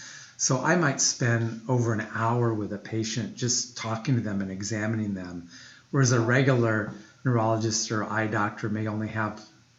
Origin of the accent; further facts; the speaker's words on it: Des Moines, Iowa, United States; Actually, I'm very homegrown. I grew up in Des Moines, Iowa.